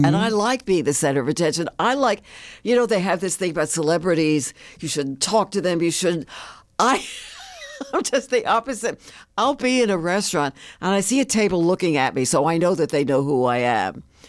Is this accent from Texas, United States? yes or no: no; New York, United States; I grew up in the Bronx, New